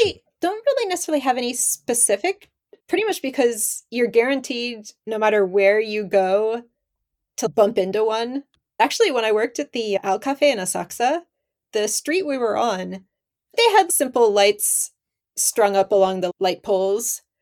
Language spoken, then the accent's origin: English; northern Pennsylvania, United States; moved away as an adult; now in Japan; I grew up in America, but I was in the northern Pennsylvania